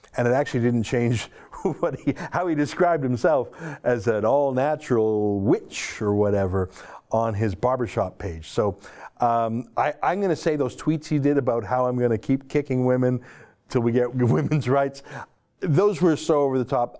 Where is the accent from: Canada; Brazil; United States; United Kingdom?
Canada; I'm a Canadian